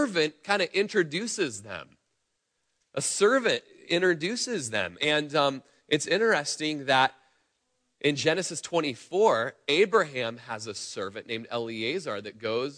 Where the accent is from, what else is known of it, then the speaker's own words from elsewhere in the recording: Klamath Falls, Oregon, United States; we grew up in Klamath Falls together. We were in nursery together in church growing up.